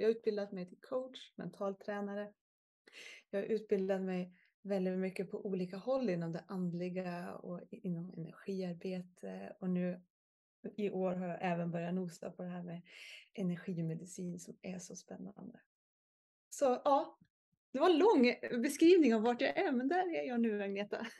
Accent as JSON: {"language": "Swedish", "town": "Järvsö", "region": "Gävleborg County", "country": "Sweden", "tie": "born or raised there", "moved": "as an adult", "said": "Jag födde och uppväxt i Järvsö"}